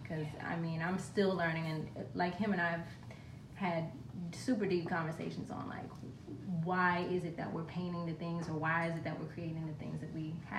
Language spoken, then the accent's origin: English; Washington, District of Columbia, United States; moved away as an adult; also born or lived in Miami / Baltimore / Oakland; I'm originally from D.C.